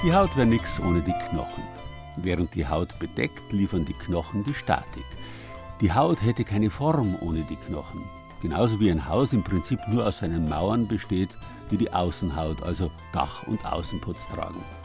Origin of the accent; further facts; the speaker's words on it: Southern Germany, Germany; bei uns in Süddeutschland